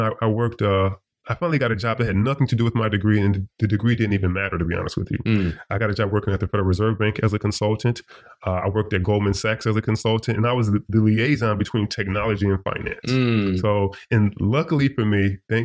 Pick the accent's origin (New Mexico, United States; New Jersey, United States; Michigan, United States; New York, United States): Michigan, United States; Detroit; I grew up in Detroit, Michigan